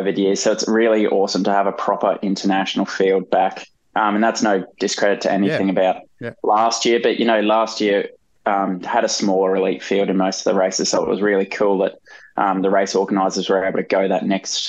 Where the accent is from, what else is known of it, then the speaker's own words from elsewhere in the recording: Brisbane, Queensland, Australia; being from Brizzy, like, I'm not a local on the coast